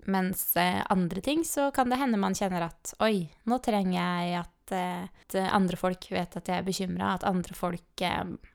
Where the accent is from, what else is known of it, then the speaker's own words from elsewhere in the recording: Eidsvoll, Akershus, Norway; now in Kristiansand, Norway; hjemme i Eidsvoll, liksom, eller her rundt omkring i Kristiansand